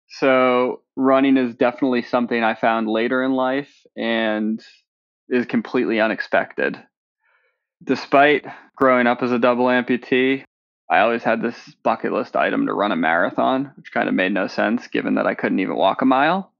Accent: just outside of Boston, Massachusetts, United States; I grew up just outside of Boston

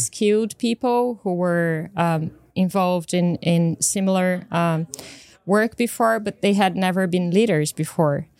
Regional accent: Brazil; moved away; also born or lived in United Kingdom; I come from Brazil

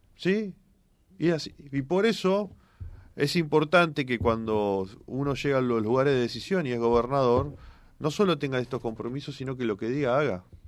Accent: Santa Fe, Argentina; nosotros los santafesinos

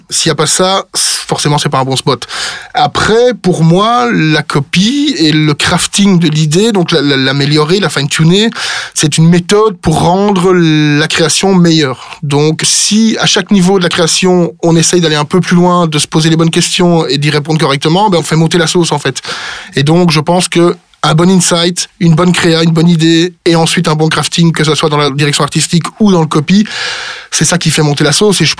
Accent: Brussels, Brussels-Capital Region, Belgium; accent: Brussels; Mais je suis bruxellois, donc je suis pas du tout wallon ou liégeois, donc euh, donc non non, moi je suis plutôt euh, je suis plutôt biscuit.

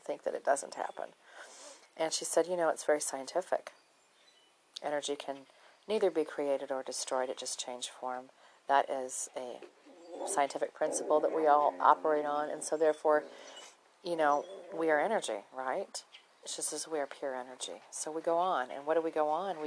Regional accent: Minnesota, United States; moved away; growing up in Minnesota

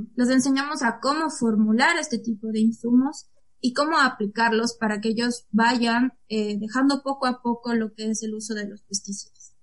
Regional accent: Ecuador; la situación en mi país es muy difícil conseguir un trabajo

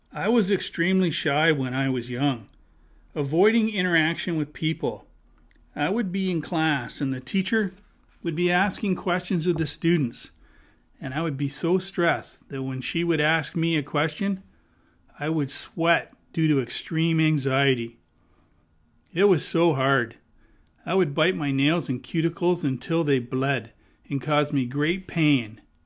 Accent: Hamilton, Ontario, Canada; I was born and raised in Hamilton.

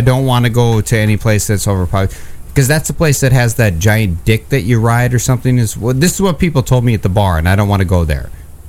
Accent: Michigan, United States; I'm not from here. I'm from Michigan.

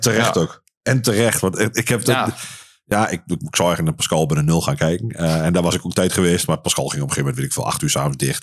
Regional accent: Wien, Overijssel, Netherlands; also born or lived in Enschede / Hengelo; ben van oorsprong kom ik uit Wien

